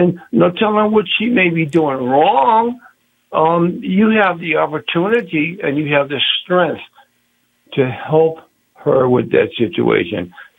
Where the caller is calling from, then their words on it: New Haven, Connecticut, United States; I'm calling from New Haven, Connecticut.